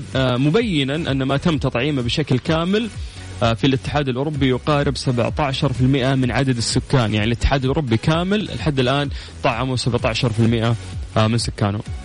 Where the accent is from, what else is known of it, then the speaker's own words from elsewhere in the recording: Saudi Arabia; عندنا في السعوديه